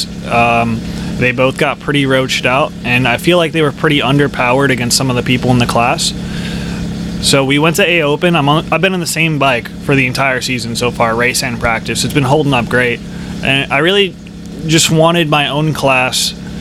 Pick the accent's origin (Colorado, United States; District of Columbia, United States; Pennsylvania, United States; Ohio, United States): Pennsylvania, United States; I'm actually from Pennsylvania